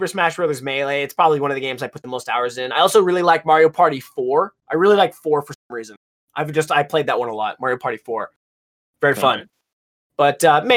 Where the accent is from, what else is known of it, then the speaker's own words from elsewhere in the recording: United States; I'm American